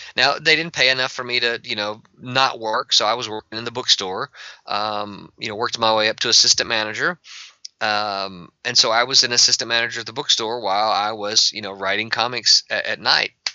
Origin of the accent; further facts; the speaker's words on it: Mississippi, United States; I'm from Mississippi